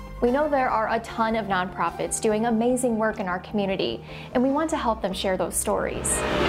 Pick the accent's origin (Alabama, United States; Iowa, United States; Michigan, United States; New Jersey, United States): Iowa, United States; moved away as an adult; now in Chicago, United States; I grew up in Iowa, where I spent the first part of my career as a TV news reporter.